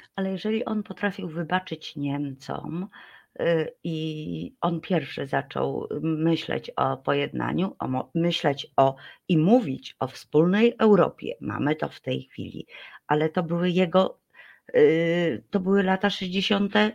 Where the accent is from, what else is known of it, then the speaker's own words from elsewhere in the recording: Poland; my Polacy